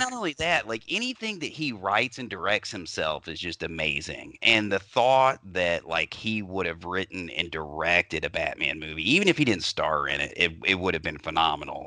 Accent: Louisville, Kentucky, United States; I grew up in Louisville

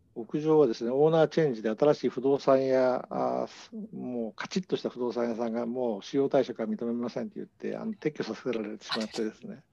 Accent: Hamamatsu, Shizuoka, Japan; moved away; also born or lived in Osaka / Tokyo / New York; 静岡県の浜松で生まれてですね

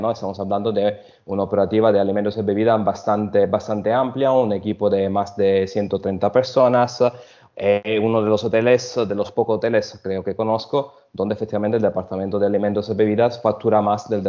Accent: Sicily, Italy; Spanish is a second language; also born or lived in Germany; soy de origen italiana. Nací en Alemania, pero desde pequeño ya estuve en Sicilia, donde efectivamente crecí.

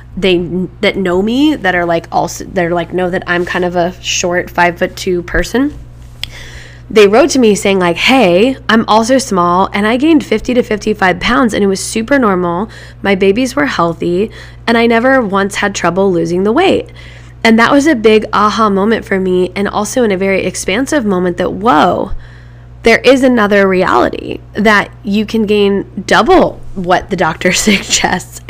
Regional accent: Midwest, United States; growing up in the Midwest

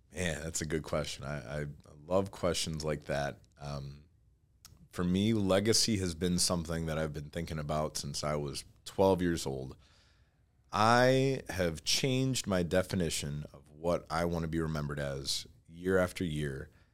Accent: Troy, Michigan, United States; also born or lived in Auburn Hills, Michigan; I grew up, uh, Troy

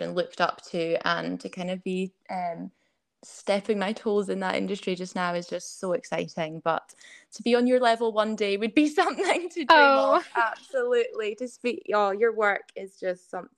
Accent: Scottish Borders, Scotland, United Kingdom; also born or lived in Edinburgh; So I was born in Edinburgh. And then I moved down to the Scottish borders to a very small village when I was only about two. So it's all I've ever known.

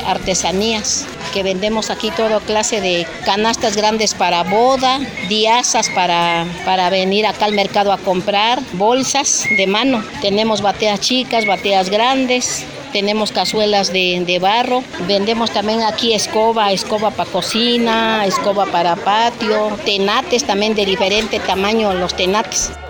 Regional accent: Zaachila, Oaxaca, Mexico; Yo soy acá de, de Sachila

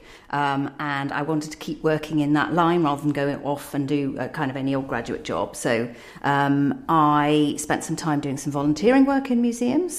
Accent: Durham, North East England, United Kingdom; also born or lived in New York State, United States / Bristol; now in London, United Kingdom; I was actually born in the States, but I grew up in Durham in the Northeast.

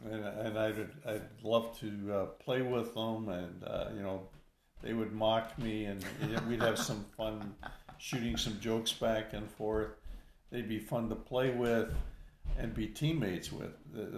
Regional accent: Canada; I'm Canadian.

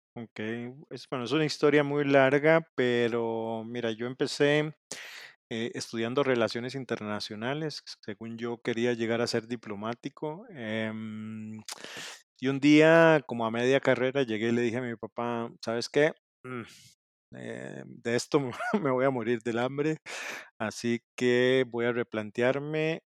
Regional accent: Costa Rica; also born or lived in Mexico; soy de Costa Rica

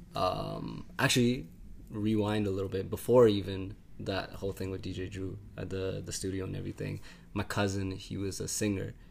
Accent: Brampton, Ontario, Canada; also born or lived in Oakville / Winnipeg; I was born in Brampton. Uh, born and raised in Brampton, but I moved around a lot from Brampton to Oakville to Winnipeg, back to Brampton

